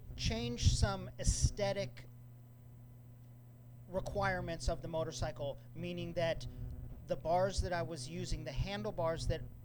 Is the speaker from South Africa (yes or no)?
no; Santa Cruz, California, United States; no one from Santa Cruz has ever received an entry to race on the Isle of Man except me